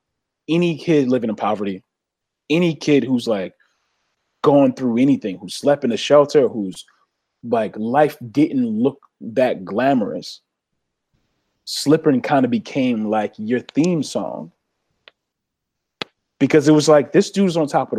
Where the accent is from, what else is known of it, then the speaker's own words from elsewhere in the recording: Philadelphia, Pennsylvania, United States; everybody I saw every day growing up in Southwest Philly.